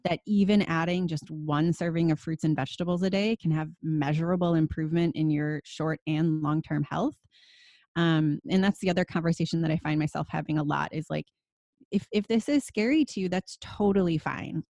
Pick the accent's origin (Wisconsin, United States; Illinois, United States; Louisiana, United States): Wisconsin, United States; moved away as an adult; now in California, United States; I grew up in Wisconsin, and my grandpa was a dairy farmer